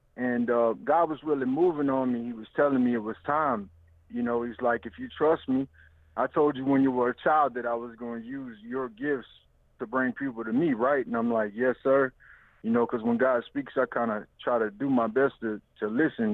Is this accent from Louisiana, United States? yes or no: yes; Louisiana, United States; I'm from Louisiana